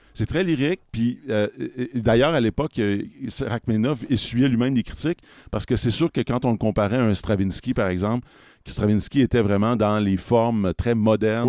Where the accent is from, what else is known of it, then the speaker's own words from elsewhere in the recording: Quebec, Canada; en tant que Québécois